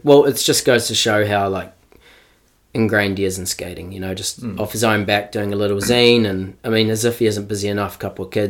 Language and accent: English; Canterbury, South East England, United Kingdom; because I guess I grew up in Canterbury.